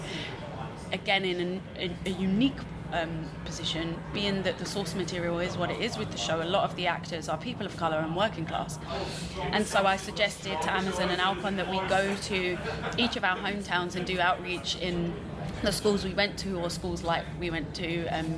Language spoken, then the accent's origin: English; London, United Kingdom; I'm from East London, so not only are we in East London